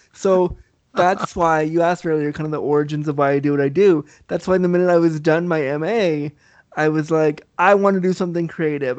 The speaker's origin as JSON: {"language": "English", "country": "Canada", "tie": "born or raised there", "also_born_or_lived": "Laguna Beach, California", "said": "I was raised Canadian, so I was raised with the snow."}